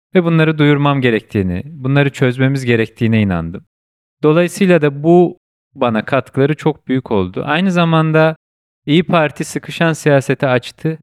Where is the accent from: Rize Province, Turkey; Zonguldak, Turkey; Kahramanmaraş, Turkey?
Kahramanmaraş, Turkey; now in Istanbul, Turkey; Ben Kahramanmaraşlıyım. Kahramanmaraş'ta depremi yaşamış bir vatandaşım.